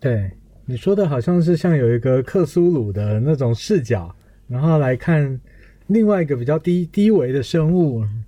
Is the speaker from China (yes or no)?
no; Taichung, Taiwan; 我的那时候目标很明确，我就是要考上我家的台中，呃，台中一中